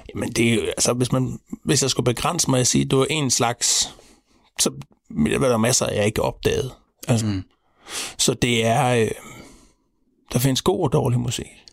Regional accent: Central Denmark Region, Denmark; jeg er vokset op øh, ude på landet, imellem Horsens Jules Minde.

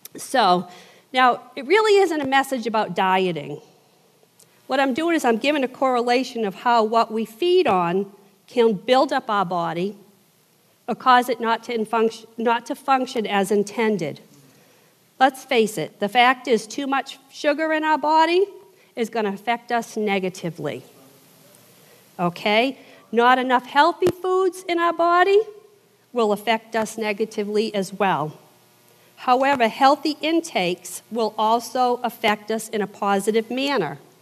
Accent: southern New England, United States; accent: Yankee; moved away as an adult; I am from the South, I'm from southern New England. I've been down here 24 years.

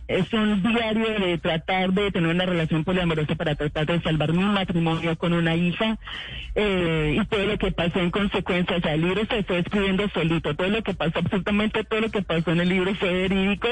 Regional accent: Colombia; yo como colombiana y como muchos colombianos, yo vengo de una familia

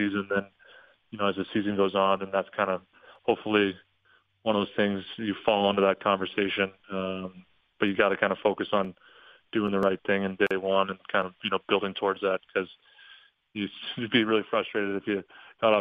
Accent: St. Louis, Missouri, United States; also born or lived in Denver; now in Dallas, United States; I was born in Denver, and I was only there for 8 months. So I, you know, pretty much grew up and still go back to St. Louis in the summers, and yeah, that's still home

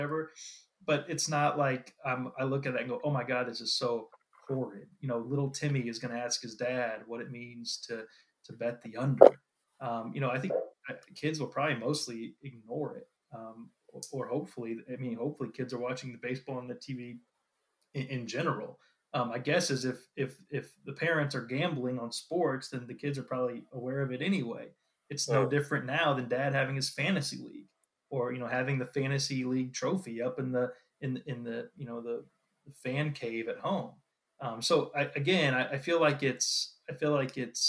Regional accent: Missouri, United States; I grew up in Missouri.

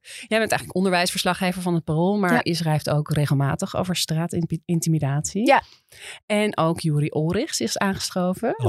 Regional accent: Amsterdam, North Holland, Netherlands; Ik ben opgegroeid in Amsterdam

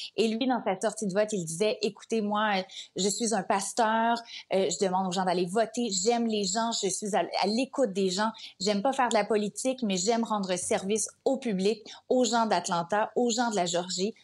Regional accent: Canada

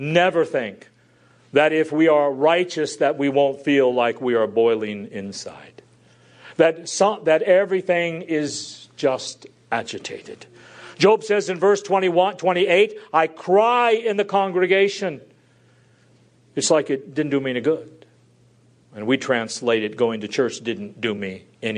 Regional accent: United States; I'm an American

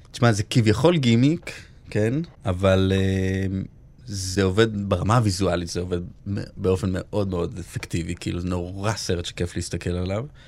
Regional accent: Holon, Tel Aviv District, Israel; moved away; נורא גדלתי באווירת אה, איך אני בורח מהר מהעיר הזאת וכמה שיותר רחוק

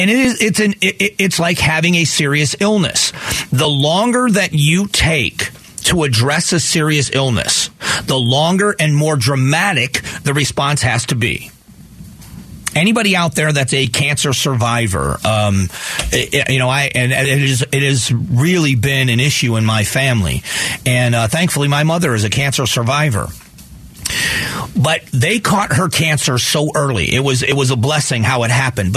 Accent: Southwest Florida, United States; now in Arizona, United States; Growing up in Southwest Florida, where I did

